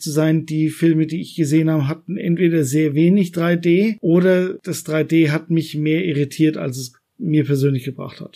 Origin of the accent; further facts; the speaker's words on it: Coburg, Bavaria, Germany; meine Heimatstadt